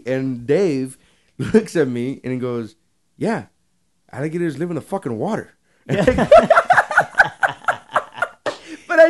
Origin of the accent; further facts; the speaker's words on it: Florida, United States; I'm from Florida.